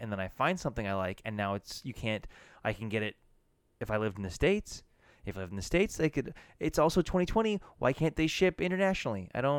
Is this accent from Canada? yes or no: yes; Canada; for us being Canadian